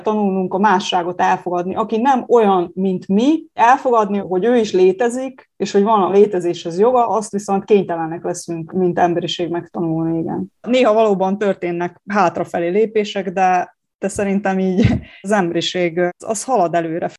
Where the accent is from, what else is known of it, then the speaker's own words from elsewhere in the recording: Subotica, Vojvodina, Serbia; also born or lived in Kula; Kúlai születésű, de igen, én szabadkainak tartom magam, és éltem itt ott egy pár évig, most újra, újra szabadkai.